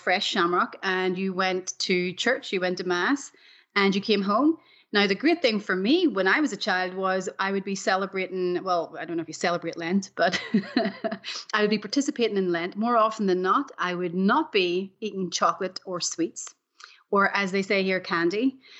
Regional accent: Cushendall, Northern Ireland, United Kingdom; also born or lived in Belfast; now in Austin, United States; growing up in Ireland, in the north of Ireland, I was born in Belfast. And when I was 9, we moved to a beautiful village called Cushendall, which is on the northeast Antrim coast. And it's part of the 9 glens of Antrim.

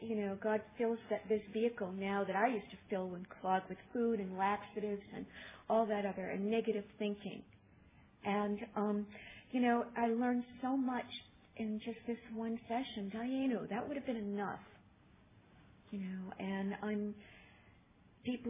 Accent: Boston, Massachusetts, United States; I'm from Boston

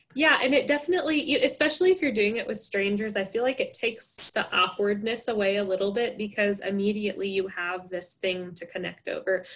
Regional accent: Henderson, Nebraska, United States; moved away as an adult; I was born and raised here, so I'm from Henderson, but my family is not from here

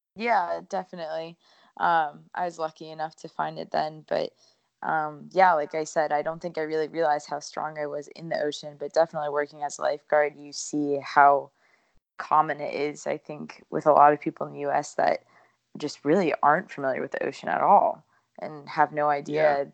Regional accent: New Smyrna Beach, Florida, United States; also born or lived in Honolulu, Hawaii; grew up in New Smyrna

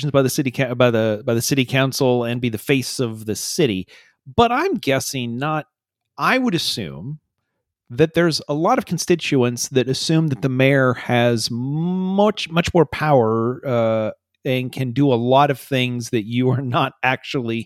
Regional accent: Hardin County, Iowa, United States; we grew up in Hardin County

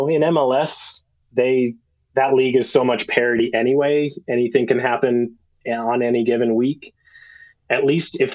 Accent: Redding, California, United States; moved away as an adult; now in San Diego, United States; I grew up in Redding, California, which is the hometown of Megan Rapinoe

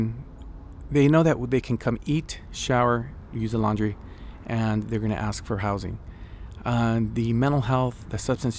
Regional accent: Wilmington, California, United States; also born or lived in Mexico; I was born in Mexico, but when I was about a year old, we migrated to the United States. I was raised in Wilmington, California

